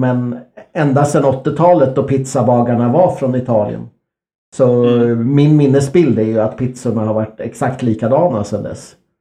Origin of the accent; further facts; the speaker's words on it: Örsundsbro, Uppsala County, Sweden; i Örsundsbro där jag växte upp